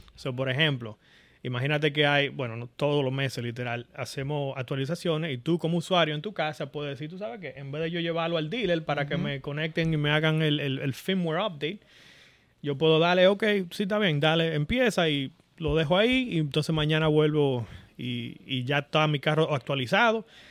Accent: Boca Chica, Distrito Nacional, Dominican Republic; moved away as an adult; now in California, United States; yo, dominicano, nacido en Boca Chica

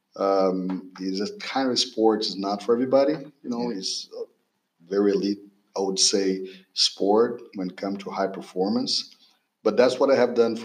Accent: Brazil; moved away as an adult; also born or lived in California / Pennsylvania; now in Texas, United States; I'm from Brazil. I was a former swimmer in Brazil, national team level athlete.

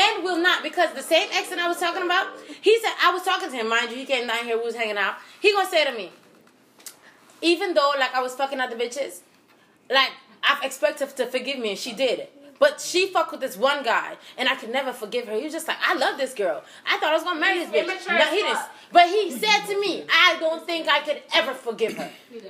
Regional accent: Jamaica; born there; also born or lived in Aruba; I was born in Jamaica, but then I went to Aruba. So, two islands.

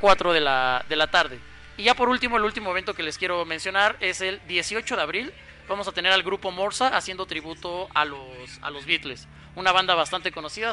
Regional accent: Mexico; entre nosotros como mexicanos

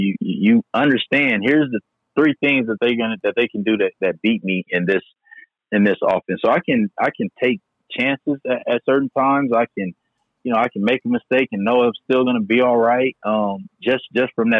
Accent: San Diego, California, United States; I'm from San Diego

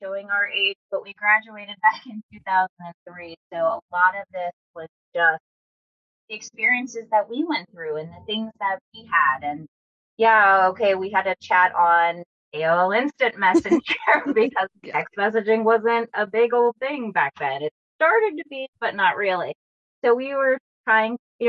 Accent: Pittsburgh, Pennsylvania, United States; moved away as an adult; We grew up in Pittsburgh, like a suburb of Pittsburgh, PA.

